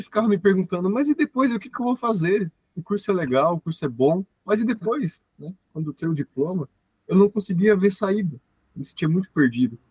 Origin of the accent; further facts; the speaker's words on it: Paraná, Brazil; sou aqui do Paraná, tenho 23 anos